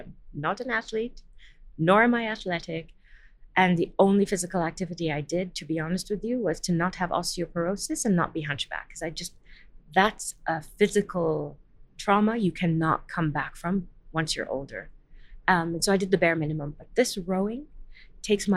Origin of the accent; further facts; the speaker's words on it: Washington, District of Columbia, United States; moved away; I grew up in Washington, D.C.